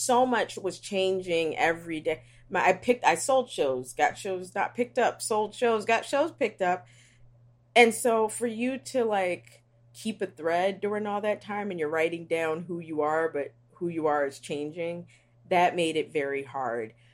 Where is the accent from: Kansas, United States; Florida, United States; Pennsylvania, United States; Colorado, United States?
Pennsylvania, United States; Philadelphia; I am from West Philly.